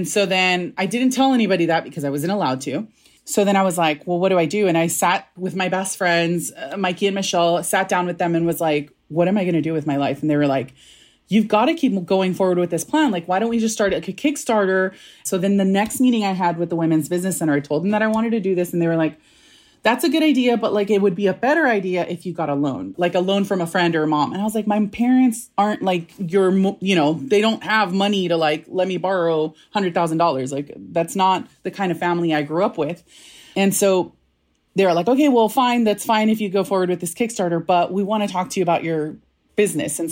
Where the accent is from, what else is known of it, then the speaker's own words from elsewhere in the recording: National City, California, United States; also born or lived in Mazatlan, Sinaloa (family origin); I grew up in National City